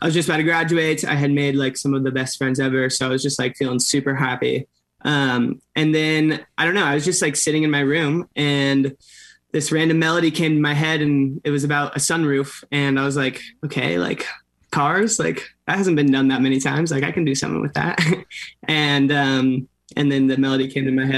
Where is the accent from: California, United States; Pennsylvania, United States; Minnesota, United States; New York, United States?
California, United States; Orange County; I'm from Orange County, so like an hour south